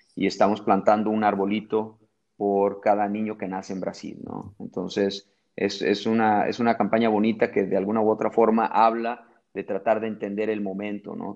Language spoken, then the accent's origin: Spanish; Mexico; accent: Mexican; moved away as an adult; now in Brazil; tengo un acento bien mexicano